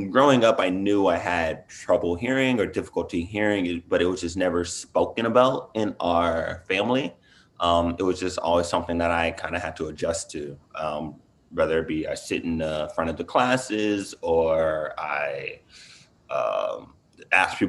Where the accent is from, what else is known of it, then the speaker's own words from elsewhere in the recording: Inglewood, California, United States; moved away as an adult; also born or lived in San Francisco, United States; now in Boston, United States; I'm originally from Los Angeles, from Inglewood